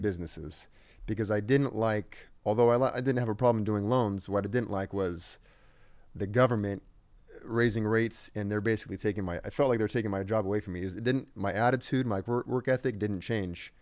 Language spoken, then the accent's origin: English; Riverside, California, United States; I grew up in Riverside